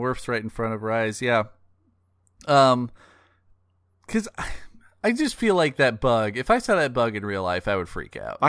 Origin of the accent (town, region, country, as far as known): Pacific Northwest, United States; born or raised there; moved away